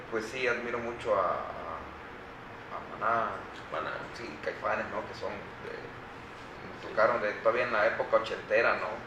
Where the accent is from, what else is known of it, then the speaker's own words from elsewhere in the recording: Veracruz, Mexico; siendo veracruzano